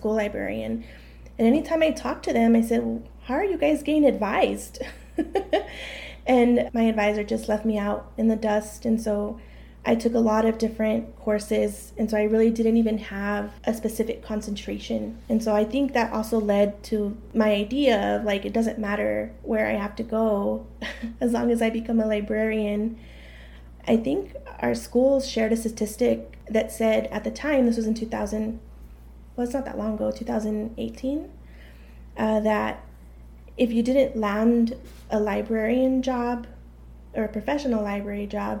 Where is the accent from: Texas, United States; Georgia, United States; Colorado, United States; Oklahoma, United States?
Texas, United States; El Paso; I was born and raised in El Paso.